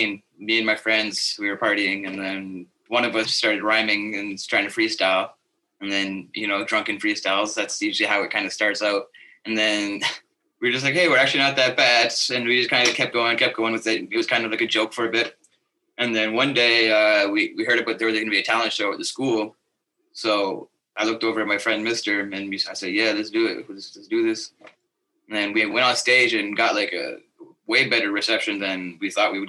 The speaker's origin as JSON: {"language": "English", "town": "Iqaluit", "region": "Nunavut", "country": "Canada", "tie": "born or raised there", "also_born_or_lived": "Grise Fiord / Toronto / Manitoba / Ottawa", "said": "I grew up mostly in Iqaluit most of my life."}